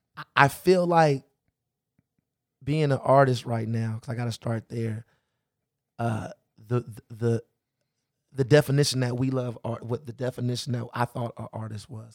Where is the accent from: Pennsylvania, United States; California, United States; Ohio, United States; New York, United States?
California, United States; Los Angeles; I grew up in the Crenshaw and Slauson area.